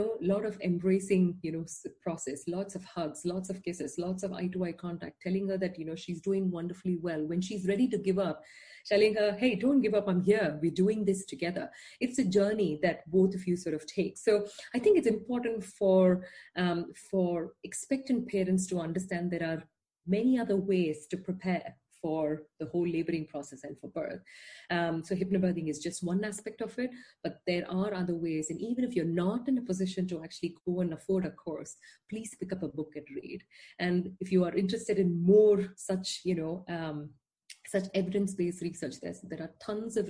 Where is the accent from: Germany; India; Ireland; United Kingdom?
India; moved away as an adult; now in Netherlands; I'm not Dutch. You know, I didn't grow up here. I am from India.